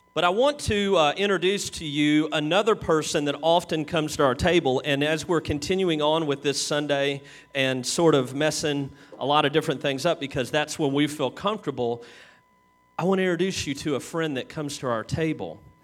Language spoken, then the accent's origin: English; Kentucky, United States; we're from Kentucky